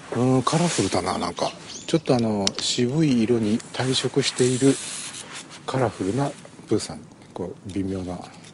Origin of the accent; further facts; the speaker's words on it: Gifu, Japan; now in Aichi, Japan; 岐阜県にある実家に帰って